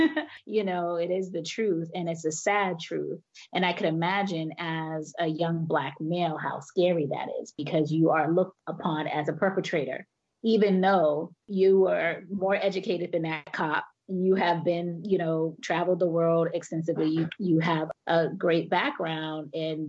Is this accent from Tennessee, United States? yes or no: no; Boston, Massachusetts, United States; moved away as an adult; And Francis and I are both from Boston, you know, I was born and raised in Boston.